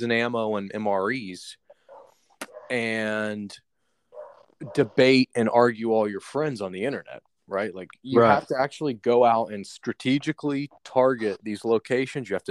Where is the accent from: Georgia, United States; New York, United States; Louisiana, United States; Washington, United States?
Georgia, United States; Atlanta; I'm from Atlanta